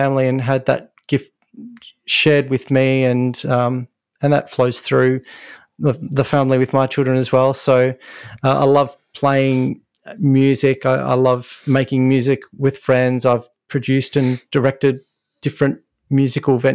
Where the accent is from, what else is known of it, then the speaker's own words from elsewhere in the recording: Melbourne, Victoria, Australia; I grew up in Melbourne in Australia and this is where I am now